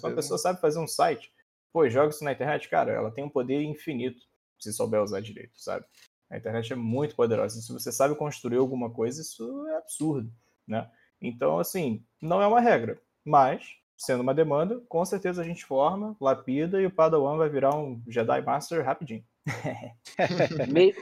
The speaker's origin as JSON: {"language": "Portuguese", "region": "interior of Rio de Janeiro state", "country": "Brazil", "said": "Eu sou do interior do Rio."}